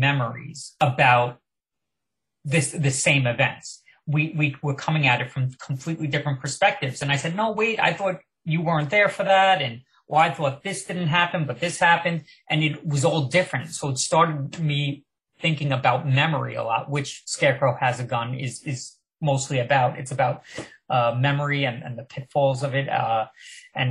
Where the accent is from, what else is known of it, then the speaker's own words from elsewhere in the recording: Long Island, New York, United States; also born or lived in Manhattan; I grew up on Long Island